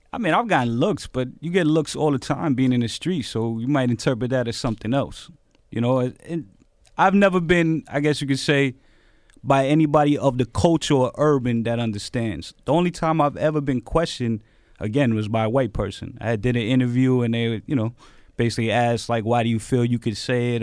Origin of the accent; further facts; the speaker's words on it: New York City, New York, United States; also born or lived in Bronx; I grew up in Queens, was in East New York a lot, Bronx